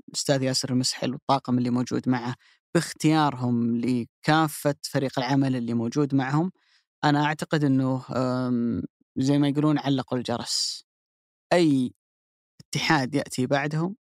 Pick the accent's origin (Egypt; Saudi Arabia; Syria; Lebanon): Saudi Arabia; كلنا كسعوديين